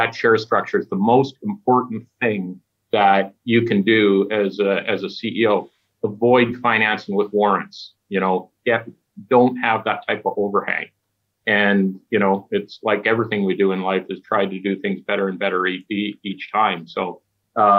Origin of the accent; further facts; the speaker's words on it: Stewart, British Columbia, Canada; my hometown of Stewart